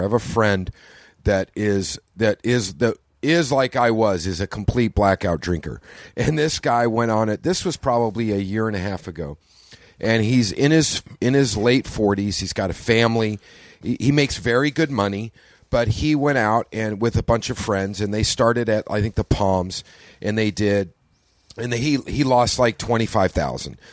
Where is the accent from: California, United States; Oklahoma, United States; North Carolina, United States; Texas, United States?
Oklahoma, United States; I grew up in Oklahoma